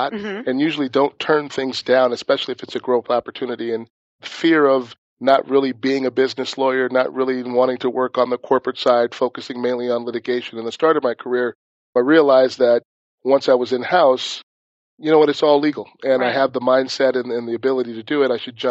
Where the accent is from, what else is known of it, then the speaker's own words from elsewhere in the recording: Minneapolis, Minnesota, United States; moved away; I'm originally from Minneapolis, Minnesota